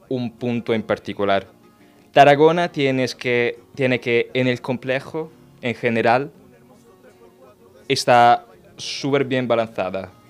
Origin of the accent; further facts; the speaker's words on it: Paestum, Campania, Italy; Spanish is a second language; Porque en mi, pueblo, en mi pueblo, la playa, que se llama Pestum, en provincia de Salerno, yo tengo una higuera.